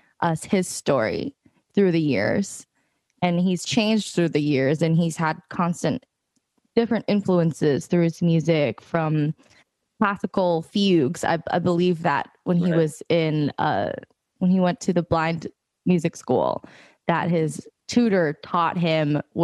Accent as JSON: {"language": "English", "town": "San Francisco", "region": "California", "country": "United States", "tie": "born or raised there", "said": "growing up in San Francisco, I went to my local music bookstore"}